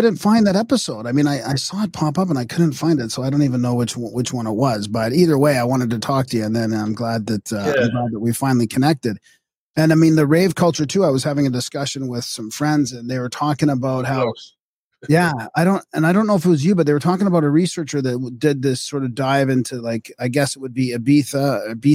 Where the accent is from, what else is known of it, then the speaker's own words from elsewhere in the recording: Vancouver, British Columbia, Canada; also born or lived in Alberta; now in Saskatchewan, Canada; I grew up in Vancouver, and then I moved to Alberta and now to Saskatchewan.